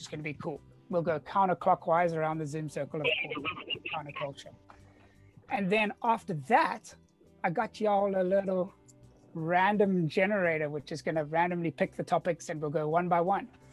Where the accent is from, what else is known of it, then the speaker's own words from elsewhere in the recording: Cape Town, Western Cape, South Africa; now in San Diego, United States; born and raised in Cape Town, South Africa, now living in sunny San Diego, California